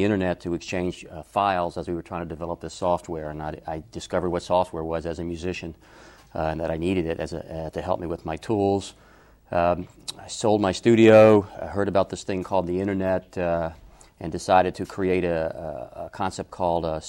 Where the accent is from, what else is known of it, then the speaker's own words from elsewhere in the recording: Atlanta, Georgia, United States; moved away; also born or lived in Los Angeles; I was raised in Atlanta